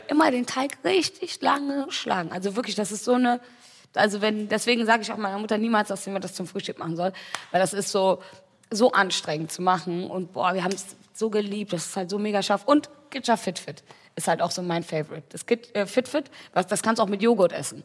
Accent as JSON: {"language": "German", "town": "Wuppertal", "region": "North Rhine-Westphalia", "country": "Germany", "tie": "born or raised there", "moved": "yes"}